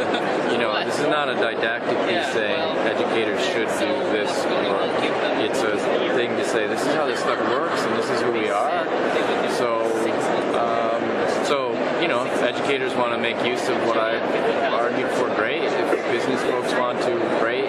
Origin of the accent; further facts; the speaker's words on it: New York, United States; I'm a New Yorker